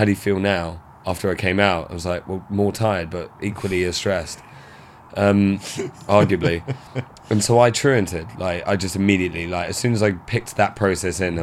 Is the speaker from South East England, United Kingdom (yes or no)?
yes; Maidstone, South East England, United Kingdom; my hometown was a real boxed in thing. There was real lack of youth engagement, lack of mental health practitioner going on. Maidstone in Kent